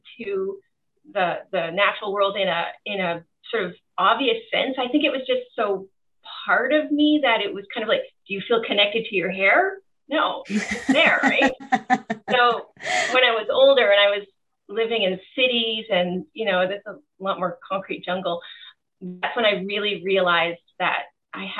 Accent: Surrey, British Columbia, Canada; I grew up in Wally, BC, which is, you know, it's a nice area.

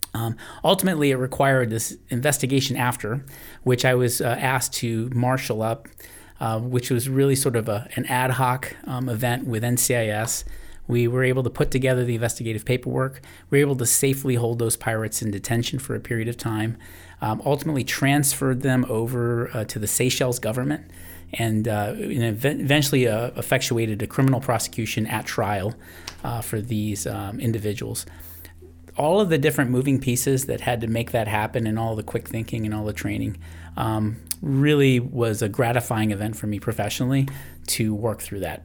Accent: New England, United States; I grew up in the New England area

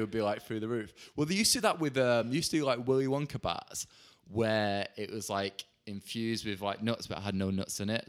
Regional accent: Bolton, North West England, United Kingdom; now in London, United Kingdom; I'm from Bolton

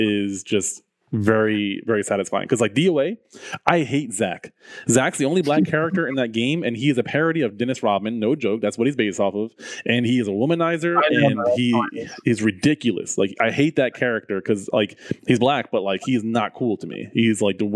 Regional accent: Jamaica; I'm Jamaican

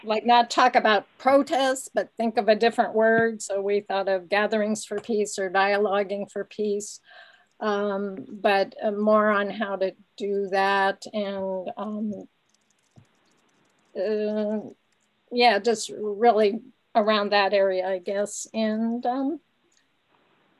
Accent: the Bay Area, California, United States; I'm from the Bay Area.

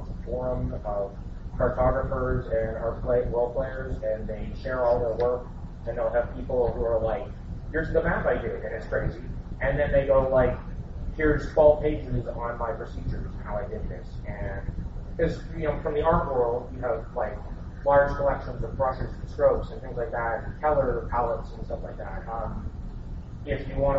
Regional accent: Canada; as a Canadian

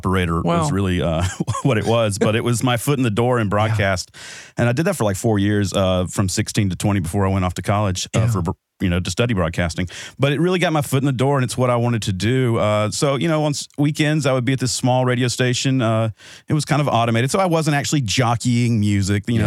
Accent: Seneca, South Carolina, United States; now in Atlanta, United States; I grew up in Seneca, one town over.

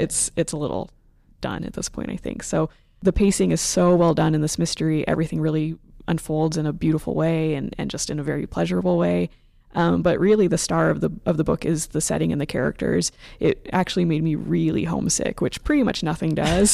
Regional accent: Phoenix, Arizona, United States; moved away; I'm from the Phoenix area, and so I'm f, a city girl

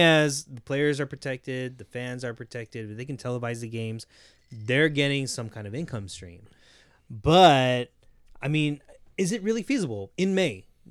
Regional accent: Southern California, United States; We grew up in Southern California.

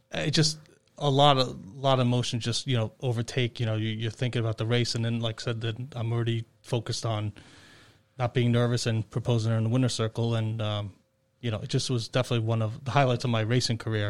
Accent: Long Island, New York, United States; now in Hammonton, United States; I grew up in on Long Island

